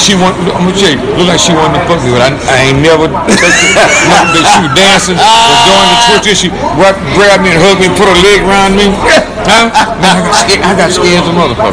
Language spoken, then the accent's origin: English; Jackson and Grove Hill, Alabama, United States; moved away as an adult; also born or lived in Los Angeles / Chicago / Detroit; my hometown, Jackson and Grove